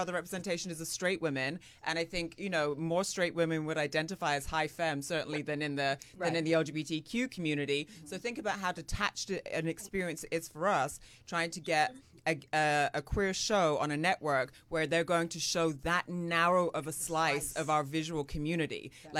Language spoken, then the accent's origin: English; London, United Kingdom; moved away as an adult; My accent is so mangled now. I grew up in London, so I was there until I was, you know, like 18.